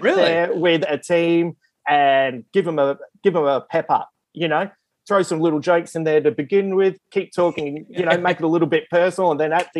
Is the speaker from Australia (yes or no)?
yes; Adelaide, South Australia, Australia; moved away as an adult; also born or lived in Melbourne; now in Sydney, Australia; originally I'm from Adelaide, which is South Australia.